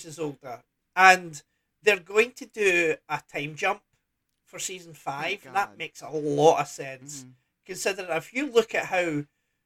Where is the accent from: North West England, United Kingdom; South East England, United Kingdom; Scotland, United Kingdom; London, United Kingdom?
Scotland, United Kingdom; Growing up in Scotland